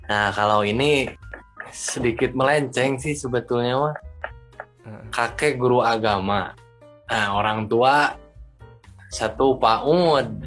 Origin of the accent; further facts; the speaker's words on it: Sumedang, West Java, Indonesia; Alhamdulillah saya asli dari Sumedang